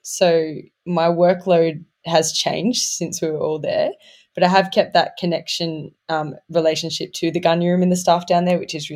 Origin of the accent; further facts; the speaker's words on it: Newcastle, New South Wales, Australia; I grew up in Newcastle on Awabakal land